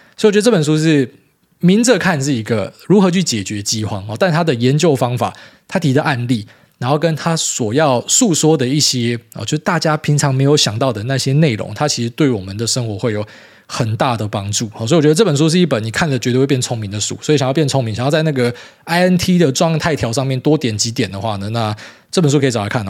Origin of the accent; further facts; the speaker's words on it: Miaoli County, Taiwan; moved away; 回来苗栗，真的觉得 不知道为什么，以前这个是我长大的地方，我很习惯